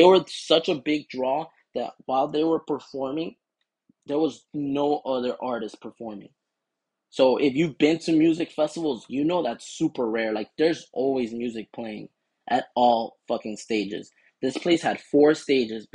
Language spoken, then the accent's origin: English; Miami, Florida, United States; we're from Florida